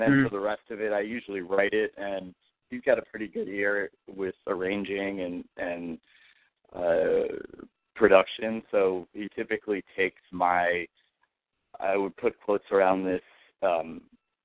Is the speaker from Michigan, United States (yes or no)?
no; Washington, District of Columbia, United States; I'm calling from Washington, D.C. This is where I was born and raised